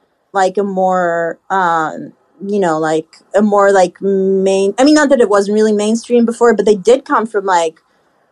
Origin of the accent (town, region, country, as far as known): Haifa, Haifa District, Israel; born or raised there; moved away